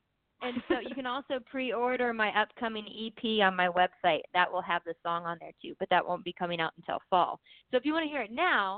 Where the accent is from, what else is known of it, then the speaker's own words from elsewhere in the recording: East Coast, United States; I've always wanted to write like a beach song because I'm from the East Coast.